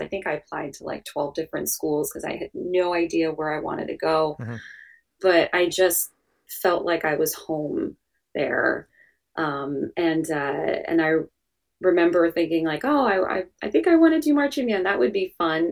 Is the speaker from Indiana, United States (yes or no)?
no; New Jersey, United States; born and raised in New Jersey